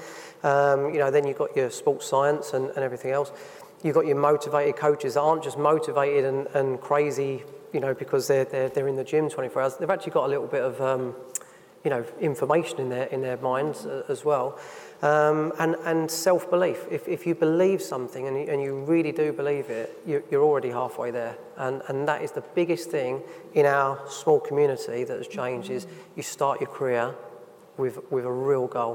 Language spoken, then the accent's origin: English; United Kingdom; us as British people